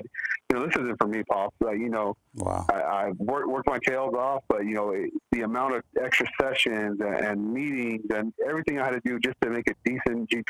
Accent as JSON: {"language": "English", "town": "Montebello", "region": "California", "country": "United States", "tie": "born or raised there", "also_born_or_lived": "East Los Angeles, California", "moved": "yes", "said": "I really grew up in two towns, really. Montebello, California"}